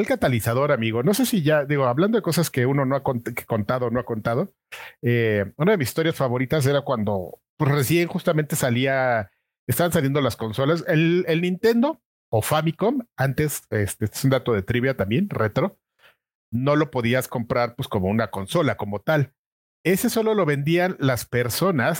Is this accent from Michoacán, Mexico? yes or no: no; Mexico City, Mexico; nací en la Ciudad de México, en la delegación Venustiano Carranza. De hecho, nací muy cerca de donde vivo ahora.